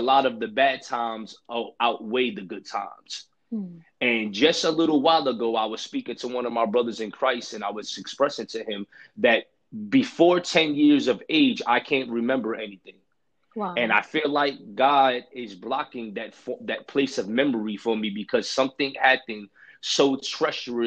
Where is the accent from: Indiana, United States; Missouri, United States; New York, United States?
New York, United States; New York City; Growing up and being born in the streets of Brooklyn, New York